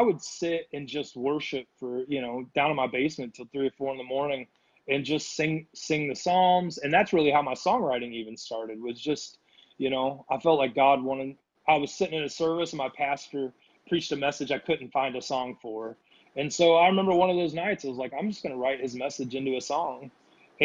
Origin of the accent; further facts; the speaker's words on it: Indiana, United States; moved away as an adult; also born or lived in Missouri / Kansas City, Missouri / Rapid City, South Dakota; now in Nashville, United States; I grew up in Indiana